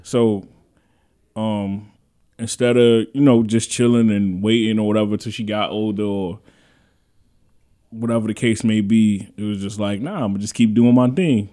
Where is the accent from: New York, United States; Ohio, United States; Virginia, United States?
New York, United States; New York City; I'm from the Bronx